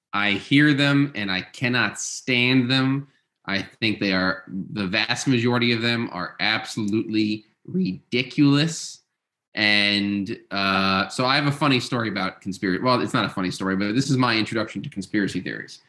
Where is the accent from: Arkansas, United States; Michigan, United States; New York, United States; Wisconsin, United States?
New York, United States; Long Island; I grew up in New York, uh, but on Long Island